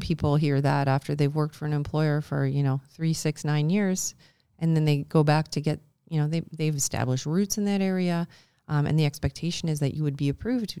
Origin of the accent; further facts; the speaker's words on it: Canada; as Canadians